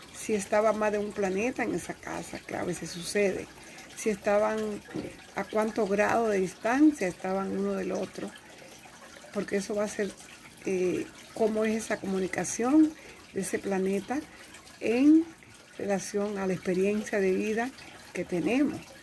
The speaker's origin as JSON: {"language": "Spanish", "country": "Dominican Republic", "tie": "born or raised there", "moved": "yes", "said": "la República Dominicana, que es donde yo nací"}